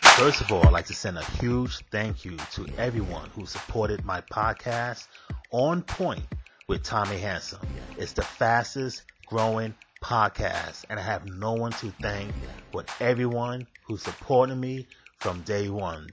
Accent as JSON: {"language": "English", "town": "New York City", "region": "New York", "country": "United States", "tie": "born or raised there", "said": "As a kid, I was growing up in Manhattan"}